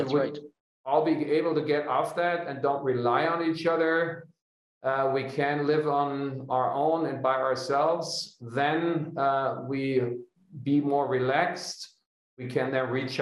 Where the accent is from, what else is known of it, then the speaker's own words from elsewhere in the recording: Hanover, Lower Saxony, Germany; now in Munich, Germany; building the first off-the-grid kindergarten for my hometown in Hanover